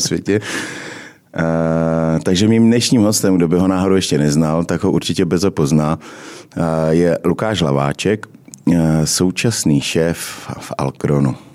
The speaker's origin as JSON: {"language": "Czech", "town": "Uherské Hradiště", "region": "Zlín Region", "country": "Czechia", "said": "já jsem taky z Moravy, jo, já jsem z Hradiště"}